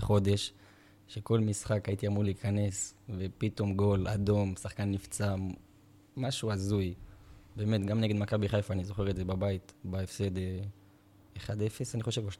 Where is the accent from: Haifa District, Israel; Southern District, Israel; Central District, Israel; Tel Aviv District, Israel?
Southern District, Israel; Beersheba; אני גדלתי בשכונת נבנוי, ולמדתי בבית ספר תיכון מקיף א'